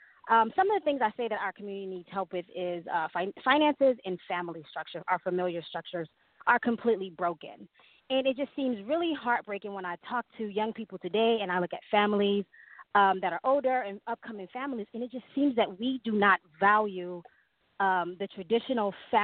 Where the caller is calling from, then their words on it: Phoenix, Arizona, United States; I'm actually calling from Phoenix, Arizona